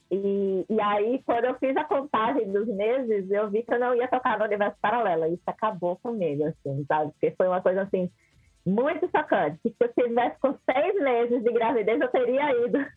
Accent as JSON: {"language": "Portuguese", "town": "Aracaju", "region": "Sergipe", "country": "Brazil", "said": "eu sou de Aracaju, né, não sei se eu cheguei a comentar isso, sou de Aracaju, e aí eu fui tocar lá em Recife."}